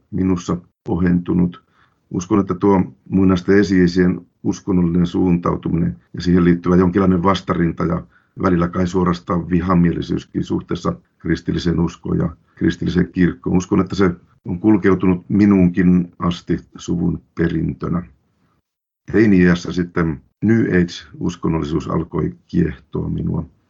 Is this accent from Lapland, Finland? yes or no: yes; Lapland, Finland; Minä olen lähtöisin ja syntyjäni Lapista.